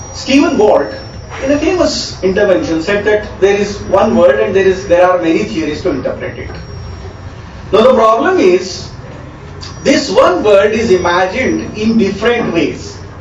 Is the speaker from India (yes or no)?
yes; Karnataka, India; now in Delhi, India; my hometown in Karnataka